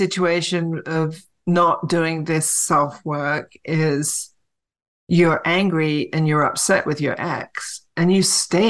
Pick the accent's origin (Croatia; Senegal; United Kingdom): United Kingdom; England; moved away; I was raised in England